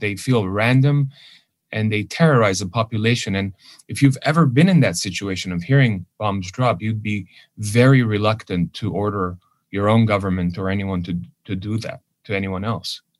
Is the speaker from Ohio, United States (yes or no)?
no; Los Angeles, California, United States; first language Armenian; English is a second language; also born or lived in Lebanon; went to a private Armenian school here in Hollywood